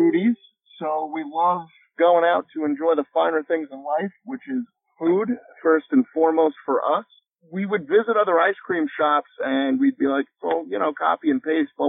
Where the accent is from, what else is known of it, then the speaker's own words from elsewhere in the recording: Long Island, New York, United States; now in Oklahoma, United States; Long Island, New York.